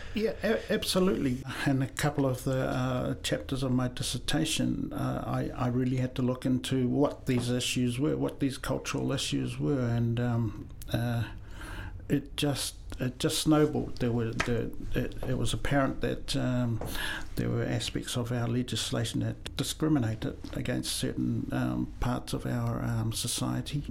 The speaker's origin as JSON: {"language": "English", "country": "New Zealand", "tie": "born or raised there", "also_born_or_lived": "Samoa / Christchurch, New Zealand", "said": "I was born in Samoa, uh, came to New Zealand when I was seven, so all my formal education is here in New Zealand"}